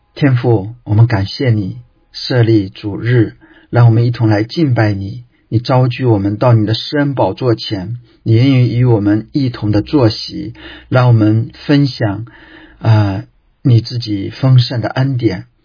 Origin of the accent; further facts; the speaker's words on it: China; 我们中国人